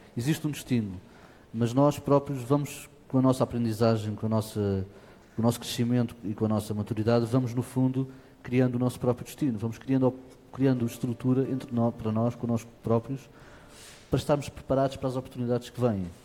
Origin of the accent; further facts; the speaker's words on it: near Lisbon, Portugal; nasci em Portugal e, portanto, nasci perto de Lisboa, venho de uma família ligada ao fado